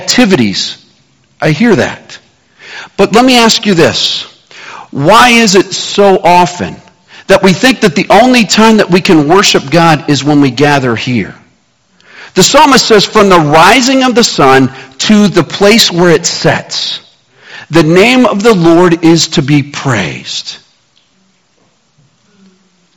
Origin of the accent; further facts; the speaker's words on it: Kansas City, United States; moved away; also born or lived in Scottsdale, Arizona; Growing up in Kansas City